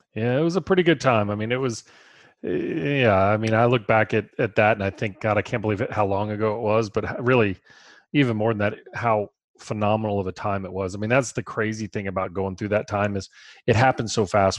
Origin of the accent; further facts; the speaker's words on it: Baton Rouge, Louisiana, United States; We're from Baton Rouge